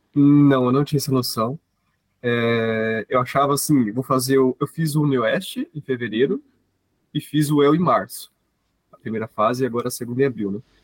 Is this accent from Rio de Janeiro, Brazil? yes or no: no; Paraná, Brazil; sou aqui do Paraná, tenho 23 anos